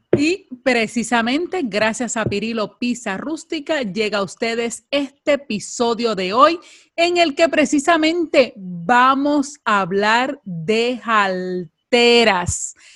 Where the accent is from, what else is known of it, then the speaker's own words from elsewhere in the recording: Puerto Rico; somos puertorriqueñas